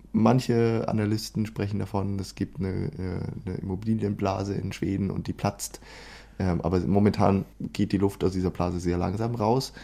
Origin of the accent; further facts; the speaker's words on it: Germany; moved away as an adult; now in Sweden; als, als Deutscher wie wir